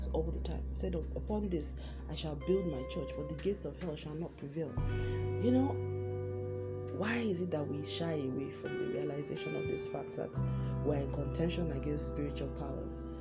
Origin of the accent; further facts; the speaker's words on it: Nigeria; moved away; my home country, Nigeria